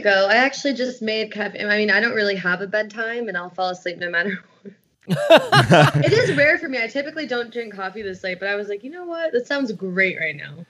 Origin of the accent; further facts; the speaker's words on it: Stamford, Connecticut, United States; I grew up in Stamford, Connecticut